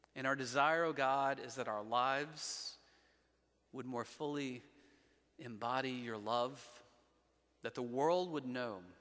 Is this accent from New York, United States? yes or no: no; Montgomery, Alabama, United States; I'm from Montgomery